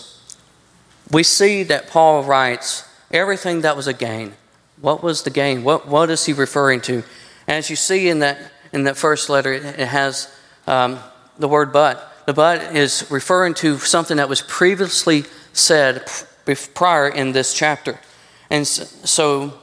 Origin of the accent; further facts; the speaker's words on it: United States; I'm an American. Yes, I'm born in this country